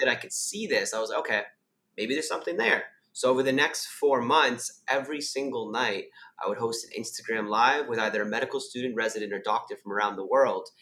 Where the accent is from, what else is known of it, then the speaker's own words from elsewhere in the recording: Canada; moved away as an adult; now in Sydney, Australia; I'm originally from Canada. I now live in Sydney, Australia.